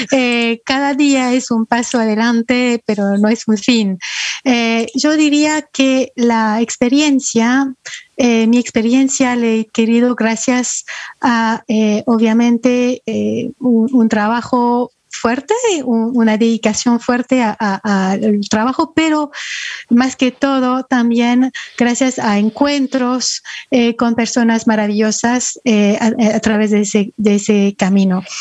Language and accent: Spanish; France; also born or lived in Ecuador; Bueno, este, nací en Francia y crecí este, principalmente en Francia, pero también en Ecuador.